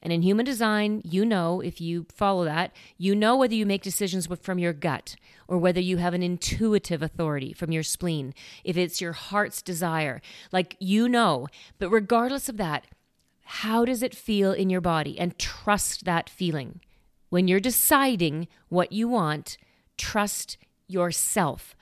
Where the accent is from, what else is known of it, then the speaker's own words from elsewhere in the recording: Saskatoon, Saskatchewan, Canada; moved away; Saskatoon, which makes sense because that's where I came from. That's my hometown.